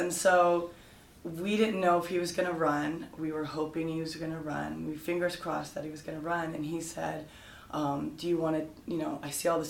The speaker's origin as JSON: {"language": "English", "town": "San Diego", "region": "California", "country": "United States", "said": "I'm the co-founder of Envoys for Beto, and I'm from San Diego, California."}